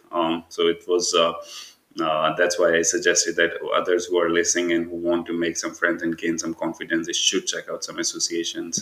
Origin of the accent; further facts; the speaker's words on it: Pakistan; moved away as an adult; also born or lived in Tampere, Finland; now in Kuopio, Finland; I'm like brown from Pakistan